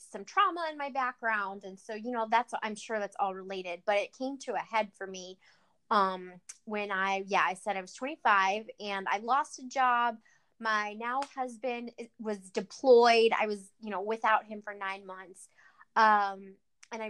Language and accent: English; Cleveland, Ohio, United States; I'm from Cleveland, Ohio, a suburb of Cleveland, Ohio